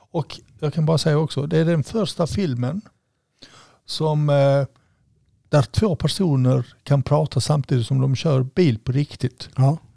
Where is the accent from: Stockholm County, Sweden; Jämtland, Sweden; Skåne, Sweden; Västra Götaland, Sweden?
Skåne, Sweden; jag säger det från min skånska bakgrund.